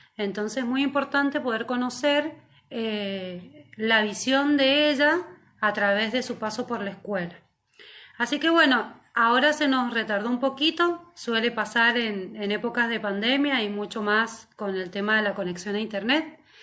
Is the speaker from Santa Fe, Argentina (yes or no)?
no; Mendoza, Argentina; para quienes somos de fuera de Buenos Aires, en este caso yo soy de Mendoza